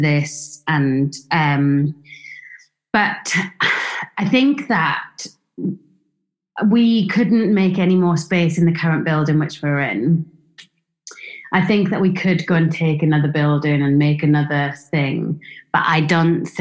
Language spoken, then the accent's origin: English; Swansea, Wales, United Kingdom; Swansea was a small town, so I was from Wales.